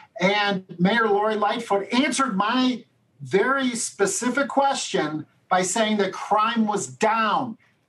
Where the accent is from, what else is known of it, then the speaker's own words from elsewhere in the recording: Chicago, Illinois, United States; born and raised on the south side of Chicago